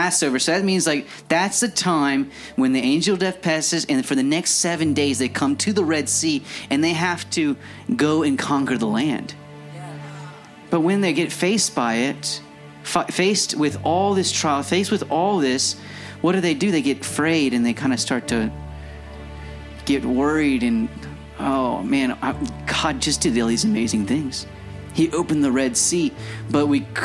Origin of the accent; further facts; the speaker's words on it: Scott, Louisiana, United States; I'm a guy from Scott, Louisiana